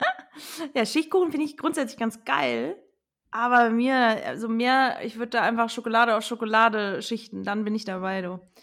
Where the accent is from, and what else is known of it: Rhineland-Palatinate, Germany; accent: Palatinate dialect (Pfälzisch)